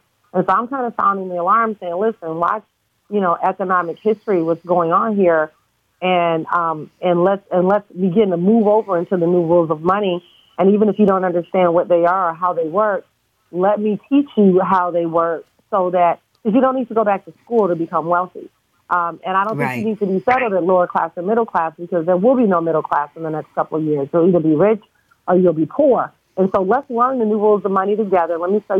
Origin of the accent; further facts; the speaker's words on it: Detroit, Michigan, United States; You know, growing up in Detroit, Michigan, my parents are the first African-Americans to have a business downtown Detroit.